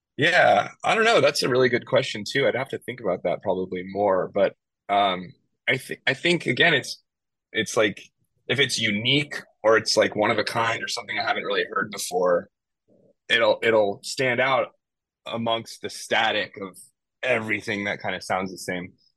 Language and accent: English; Bay Area, California, United States; moved away as an adult; now in Los Angeles, United States; I left my hometown in the Bay Area